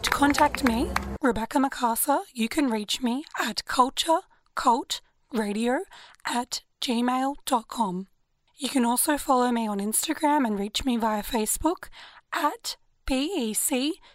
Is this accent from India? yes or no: no; Lebanon; now in Sydney, Australia; I grew up there, I spent 10 years there, and I couldn't wait to leave Lebanon to come here